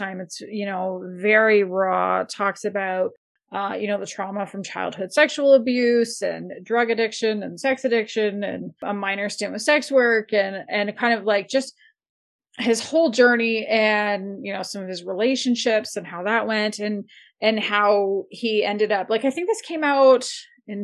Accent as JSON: {"language": "English", "town": "Windsor", "region": "Ontario", "country": "Canada", "tie": "born or raised there", "moved": "yes", "lives_now": "Calgary, Canada", "said": "Windsor, Ontario, which is where I grew up, right on the Windsor-Detroit border."}